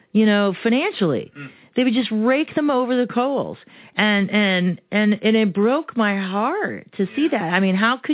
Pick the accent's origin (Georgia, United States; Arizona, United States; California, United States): Arizona, United States; first language Romanian; English is a second language; born and raised in Arizona, I speak Spanish because I spoke Romanian first